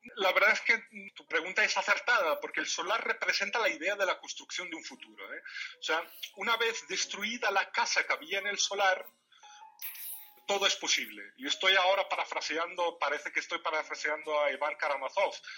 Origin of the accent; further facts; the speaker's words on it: Morocco; first language Tamazight (Riffian Berber); Spanish is a second language; el amazir es mi lengua materna